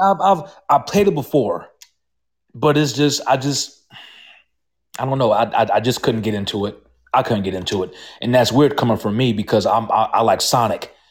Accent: Georgia, United States; I'm from Georgia, and I'm very familiar with Georgia sports

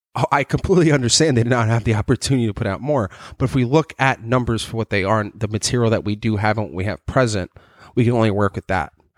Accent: New York City, New York, United States; I grew up in Staten Island

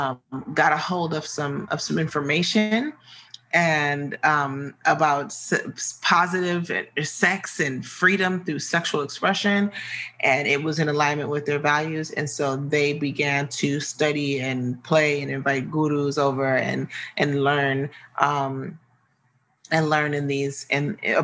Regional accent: Midwest, United States; I'm from the Midwest, so I tend to say tantra a lot

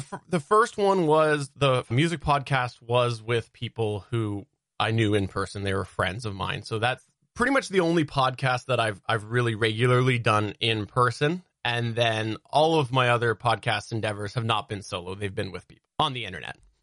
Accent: Canada; I have grown up in the same city in Canada

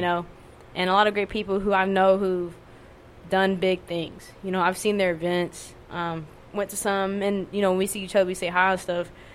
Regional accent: Laos; I'm Lao from Laos

